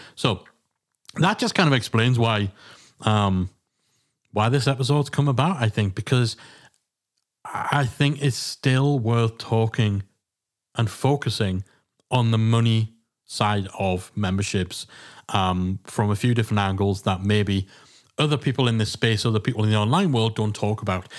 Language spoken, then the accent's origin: English; England, United Kingdom; being English